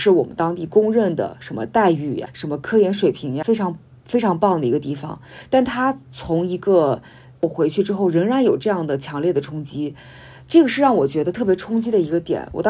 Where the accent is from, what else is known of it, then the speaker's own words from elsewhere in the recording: Lianyungang, Jiangsu, China; 一方面就是我的家乡江苏连云港，它其实是一个已经有了瑞幸，有了各种什么各种打车、各种外卖什么这种所谓的现代化的基础设施，其实现在已经全面铺开的这么一个状态。